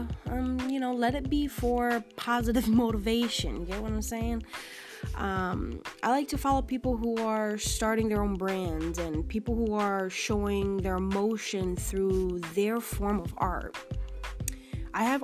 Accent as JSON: {"language": "English", "region": "Connecticut", "country": "United States", "moved": "as an adult", "lives_now": "Philadelphia, United States", "said": "I'm not from Philly. I just moved here. So I want to give a shout out to somebody from my home state of Connecticut."}